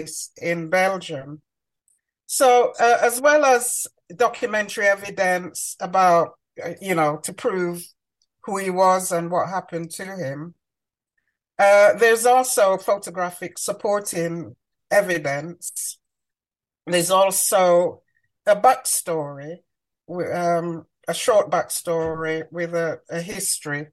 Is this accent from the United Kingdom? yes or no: yes; Manchester, North West England, United Kingdom; moved away as an adult; also born or lived in Clarendon, Jamaica / London; So I grew up in Manchester